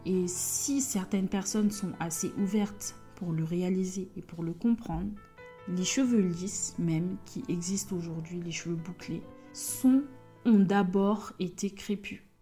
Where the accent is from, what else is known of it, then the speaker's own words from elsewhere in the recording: Côte d’Ivoire; je suis ivoirienne, ma mère est ivoirienne, mon père est béninois